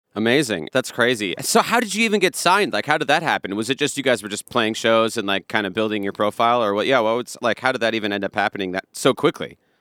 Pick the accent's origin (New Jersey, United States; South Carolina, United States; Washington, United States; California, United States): Washington, United States; Bothell; I grew up in Seattle area